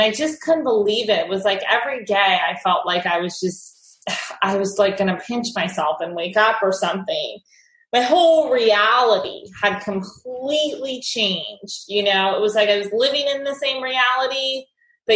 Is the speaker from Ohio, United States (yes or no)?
yes; Ohio, United States; moved away as an adult; also born or lived in New York City; I grew up in Ohio and I moved to the city